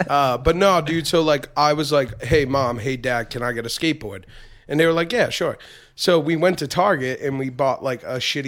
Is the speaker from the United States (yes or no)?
yes; Taunton, Massachusetts, United States; also born or lived in Lakeville, Massachusetts; I grew up in Taun. I was born in Taun. Yes, I was born in the T.